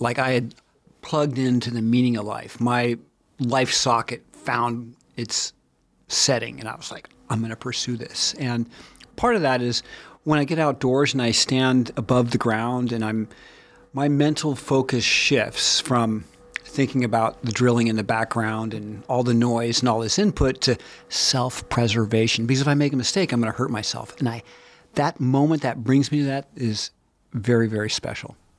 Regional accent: Bozeman, Montana, United States; I'm from Bozeman, Montana.

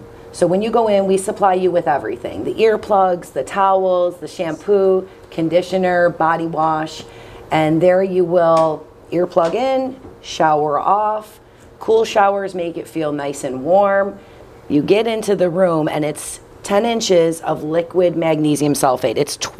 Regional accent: Buffalo, New York, United States; born or raised there

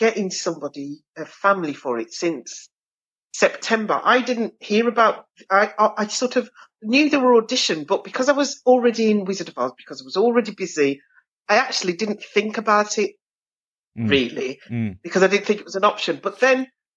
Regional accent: Birmingham, West Midlands, United Kingdom; accent: Brummie; I'm from Birmingham

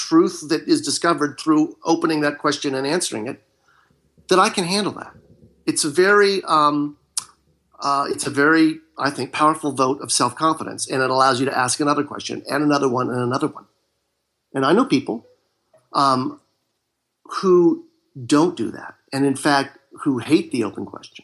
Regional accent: Marin County, Northern California, United States; now in Southern California, United States; I was raised in Northern California, in Marin County

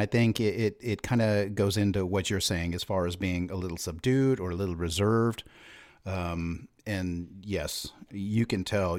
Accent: Bay Area, California, United States; moved away; growing up in the Bay Area

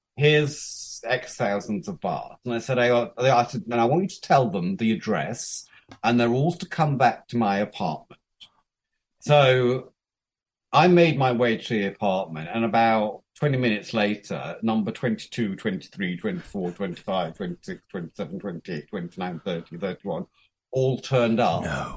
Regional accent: United Kingdom; moved away as an adult; also born or lived in Japan / Thailand; I'm British

